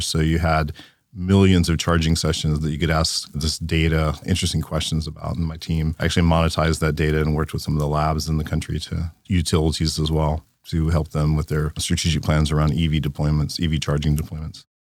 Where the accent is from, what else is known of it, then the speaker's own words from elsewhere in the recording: Louisiana, United States; I grew up in Louisiana, in a small town